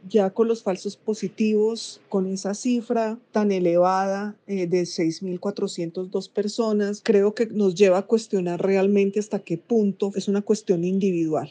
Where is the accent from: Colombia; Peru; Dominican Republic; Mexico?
Colombia; como colombianos